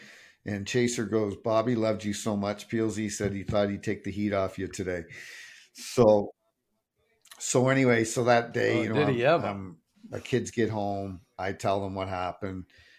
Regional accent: Sault Ste. Marie, Ontario, Canada; him and I came up together from Sault Ste. Marie.

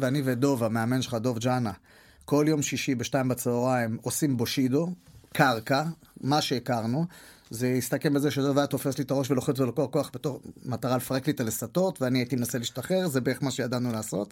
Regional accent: Holon, Tel Aviv District, Israel; בבית ספר השני שהייתי בו, זה היה בתל גיבורים, מקיף תל גיבורים בחולון

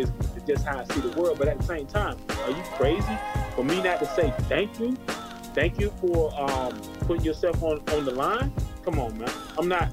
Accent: Zebulon, North Carolina, United States; moved away as an adult; now in Atlanta, United States; I'm from Zebulon, North Carolina, Z-Town

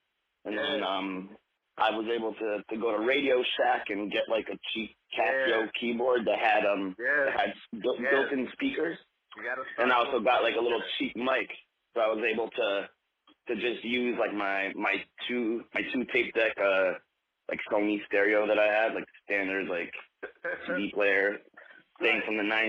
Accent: New York City, New York, United States; I'm a producer from New York City. Okay. I'm 34 years old.

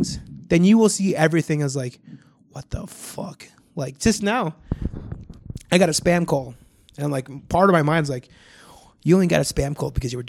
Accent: Rock County, Walworth County, Wisconsin, United States; us being in the Walworth County area, we grew up in the Rock County, Walworth County

